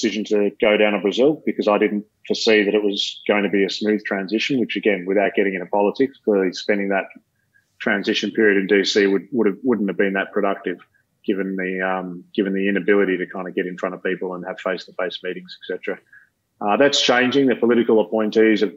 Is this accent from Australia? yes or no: yes; Australia; As an Australian